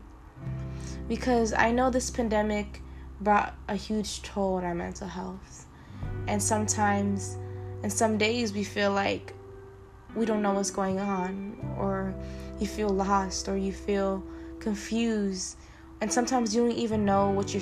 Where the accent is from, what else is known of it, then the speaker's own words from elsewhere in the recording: Stockton, California, United States; I'm a proud Filipino woman who was born and raised in Stockton, California.